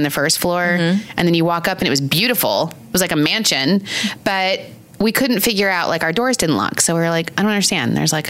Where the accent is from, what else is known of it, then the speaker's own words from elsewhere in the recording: Long Island, New York, United States; we're from New York, Long Island, New York.